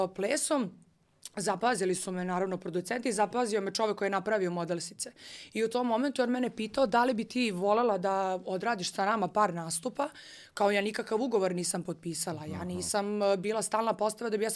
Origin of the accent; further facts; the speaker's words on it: Niš, Nišava District, Serbia; moved away; ja sam živala u Nišu, pošto sam rodom iz Niša